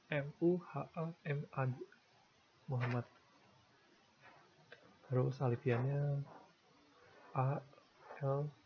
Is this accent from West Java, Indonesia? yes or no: no; Tangerang, Banten, Indonesia; born there; ya Rabu gue lahir hari Rabu di Tangerang kalau nggak salah di bidan Mensuri